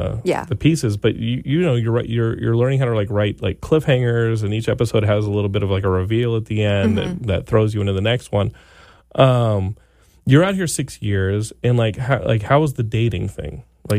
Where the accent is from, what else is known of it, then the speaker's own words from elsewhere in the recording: Texas, United States; I grew up in Texas, of course, and they all have big trucks